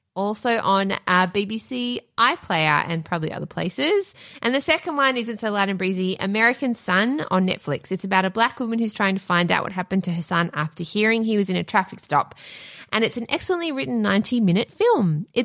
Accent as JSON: {"language": "English", "country": "United Kingdom", "said": "As a Brit, our national curriculum somehow just skips all of the horrific colonial history."}